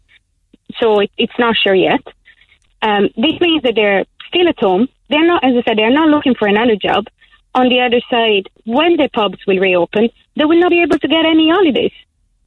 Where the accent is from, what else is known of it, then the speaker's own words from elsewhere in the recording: Italy; moved away as an adult; now in Ireland; I'm Italian